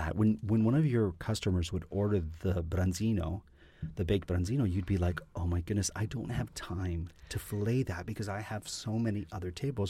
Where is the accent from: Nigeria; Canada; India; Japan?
Canada; Being a Canadian performer, seeing your friends on shows, and you're like, there's Shannon.